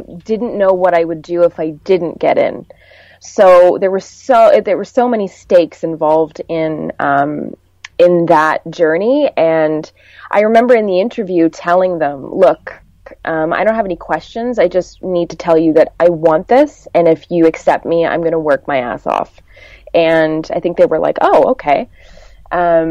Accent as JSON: {"language": "English", "town": "South Porcupine", "region": "Ontario", "country": "Canada", "said": "I'm from a very small town in northern Ontario called South Porcupine"}